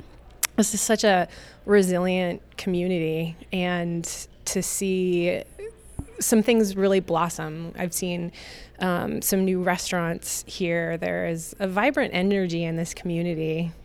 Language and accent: English; Helena, Montana, United States; also born or lived in Havre, Montana; I grew up in Helena